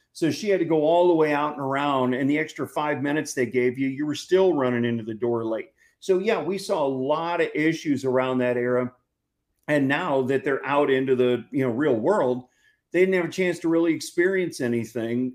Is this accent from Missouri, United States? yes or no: yes; St. Louis, Missouri, United States; now in Texas, United States; growing up in St. Louis